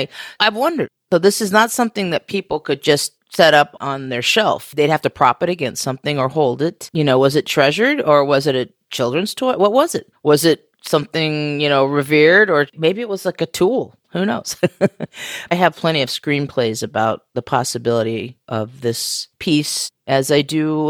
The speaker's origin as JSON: {"language": "English", "region": "Western United States", "country": "United States", "tie": "born or raised there", "also_born_or_lived": "Oregon / California / Arizona / Washington", "said": "You know, I grew up in the Western United States, and I say that because my family lived in Oregon and California and Arizona and Washington states, which are literally, you know, pretty much the West Coast of the country."}